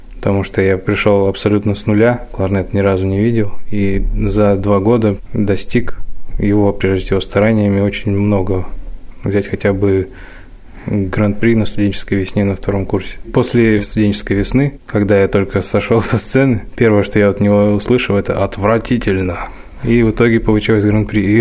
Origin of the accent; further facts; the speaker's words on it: Omsk, Omsk Oblast, Russia; now in Kursk, Russia; Я родом из Омска